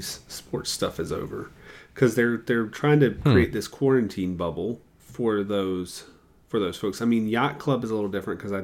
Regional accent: Charlotte, North Carolina, United States; I grew up in Charlotte

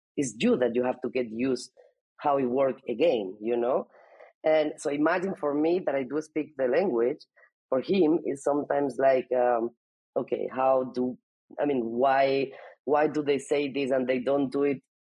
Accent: Alicante, Valencian Community, Spain; first language Spanish; English is a second language; moved away as an adult; also born or lived in Barcelona, Spain / United States / Germany; I was born in Alicante, which is uh, in the coast of Spain.

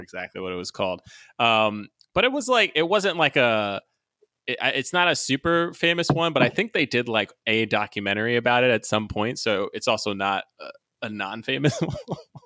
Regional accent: New York City, New York, United States; I was born in New York, So we went to a church called Times Square Church. It's in New York City

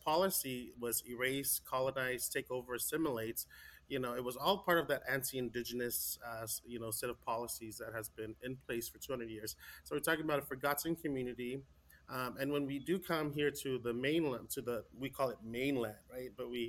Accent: California, United States; I was raised in the Samoan community, Samoan Islands. I was born in California. But my parents were born in American Samoa

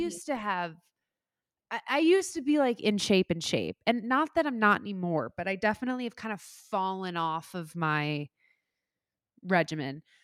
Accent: Midwest, United States; moved away as an adult; also born or lived in Saint Louis; now in New York, United States; I loved growing up in the Midwest

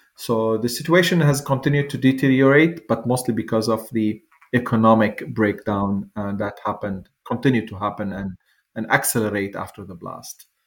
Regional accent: Lebanon; moved away as an adult; now in United States; I grew up there until I was 25 years old

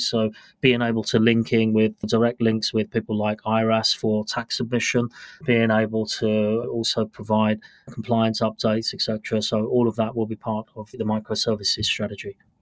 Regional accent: United Kingdom; moved away as an adult; also born or lived in London / Washington, D.C. / Melbourne; now in Singapore; So I'm a British born national. So I've actually lived in the UK until about

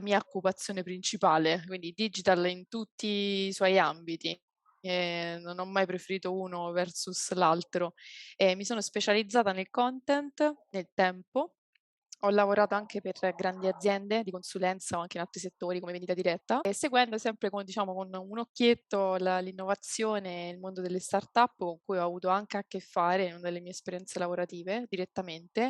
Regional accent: Abruzzo, Italy; now in Rome, Italy; io sono abruzzese, però non, non, emerge subito perché vivo a Roma

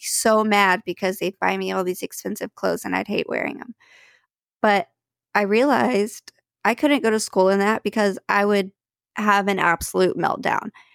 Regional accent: Dallas, Texas, United States; I grew up in the Dallas area

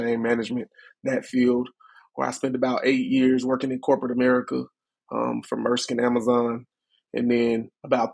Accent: Chattanooga, Tennessee, United States; born and raised in Chattanooga, Tennessee

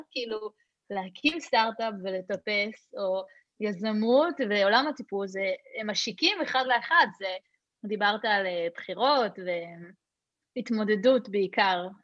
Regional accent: Hod HaSharon, Central District, Israel; כשגדלתי בהוד השרון

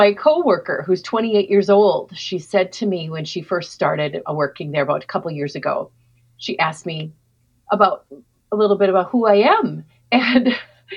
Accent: Minneapolis, Minnesota, United States; I'm from Minneapolis, Minnesota.

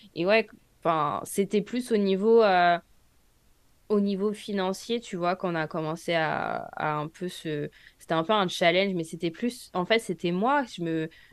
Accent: France; moved away as an adult; now in United States; je suis française

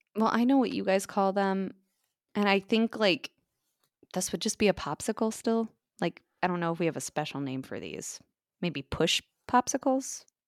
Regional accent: United States; moved away; also born or lived in Minnesota; I grew up in the Iowa, South Dakota, Nebraska, tri-state area

